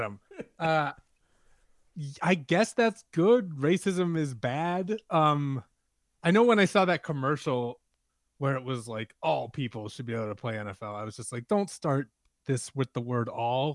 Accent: New Orleans, Louisiana, United States; I'm from New Orleans, but my dad is from Chicago

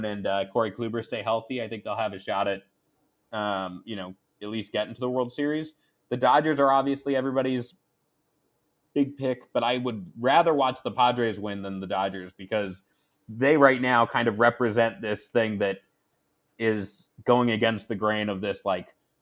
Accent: Colorado, United States; also born or lived in New York; I was born in New York, so I was a huge Yankees fan, moved to Colorado when I was like 8

